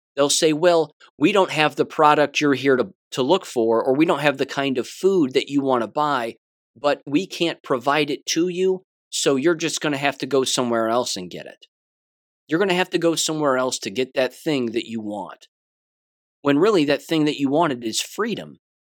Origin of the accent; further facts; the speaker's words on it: United States; I'm an American